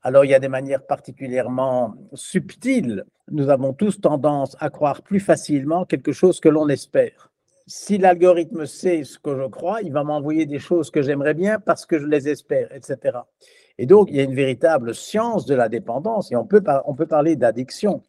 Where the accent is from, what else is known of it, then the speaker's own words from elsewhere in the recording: Belgium; je suis belge